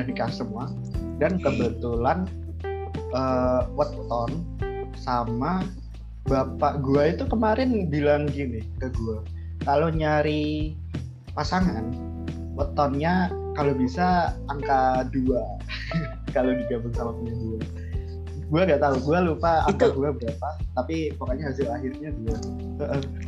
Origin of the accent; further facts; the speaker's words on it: Java, Indonesia; gua dari Jawa